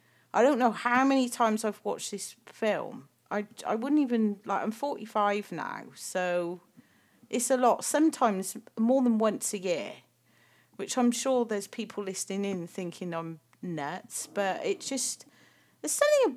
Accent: United States; My own kids used to go out and trick or treat, but that wasn't a thing when I was a kid. You know, I was from America.

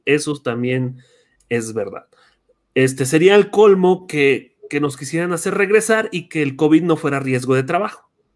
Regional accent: Michoacán, Mexico; soy de Michoacán, egresado de Tirpetío

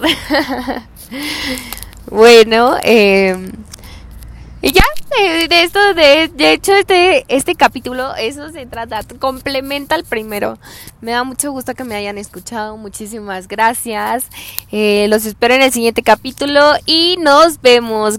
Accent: Hidalgo del Parral, Chihuahua, Mexico; moved away as an adult; yo soy de Hidalgo del Parral, Chihuahua.

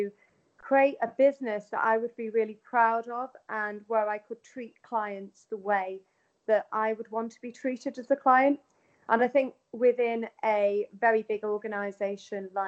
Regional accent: Manchester, North West England, United Kingdom; moved away as an adult; also born or lived in London; I then decided to move back to my hometown of Manchester

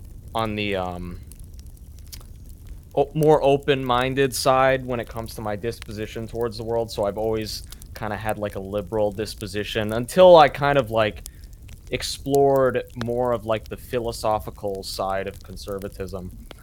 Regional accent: Southern Maine, United States; So I grew up in Southern Maine.

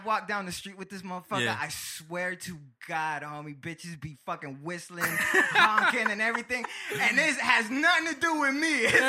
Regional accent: Egypt; because like I said, I'm from Egypt, and you know it's an Egyptian name.

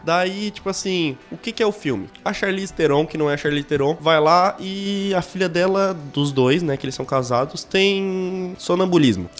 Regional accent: Brazil; eu sou brasileiro e filho de Deus

